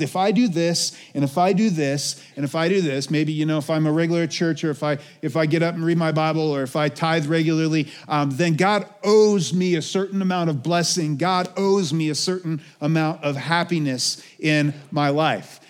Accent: United States

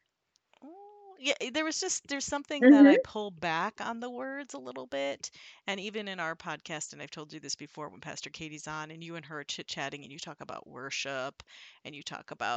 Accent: Midwest, United States; I'm from the Midwest

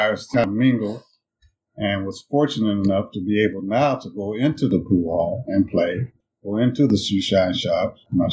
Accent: Des Moines, Iowa, United States; I went to Byrd Elementary School, to Callanan Junior High, to North Des Moines High School

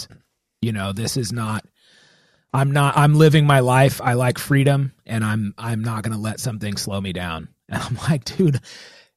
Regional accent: United States; Our country, like, being American

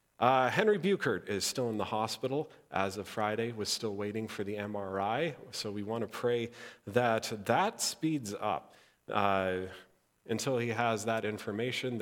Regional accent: Interlake, Manitoba, Canada; I grew up in the Interlake

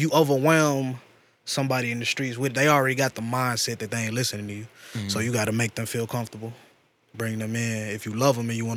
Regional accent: St. Louis, Missouri, United States; Growing up in St. Louis.

